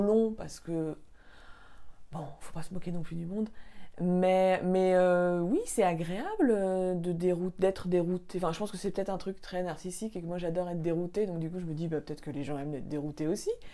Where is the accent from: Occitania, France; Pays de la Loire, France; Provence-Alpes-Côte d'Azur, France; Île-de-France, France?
Île-de-France, France; Paris; j'ai grandi à Paris